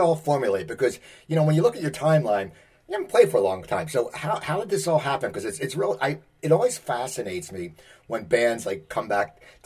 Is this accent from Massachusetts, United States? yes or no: no; New Jersey, United States; I was from Central Jersey